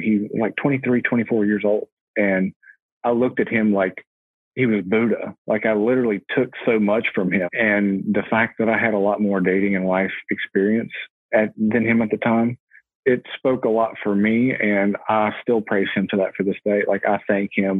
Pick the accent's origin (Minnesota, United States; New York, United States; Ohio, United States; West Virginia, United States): West Virginia, United States; Huntington; I'm from Huntington. I live in between the two biggest cities in West Virginia, Charleston and Huntington. So I'm, I'm directly in the middle of there and I've been here all my life.